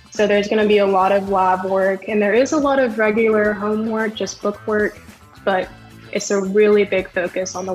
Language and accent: English; Cartersville, Georgia, United States; I am from Cartersville, Georgia. I graduated from Woodland High School.